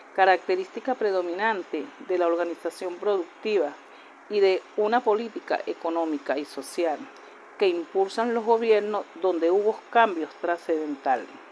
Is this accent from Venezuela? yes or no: yes; Venezuela